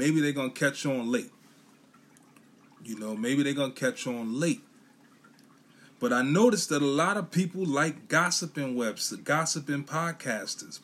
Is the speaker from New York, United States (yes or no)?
yes; New York City, New York, United States; I'm from Brooklyn, New York, Bushwick, Brooklyn, to be exact